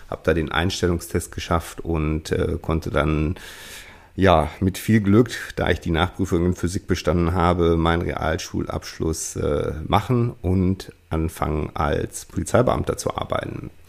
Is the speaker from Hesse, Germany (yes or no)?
no; North Rhine-Westphalia, Germany; Ich bin, wie gesagt, 1978 geboren, aufgewachsen in der Nähe von Münster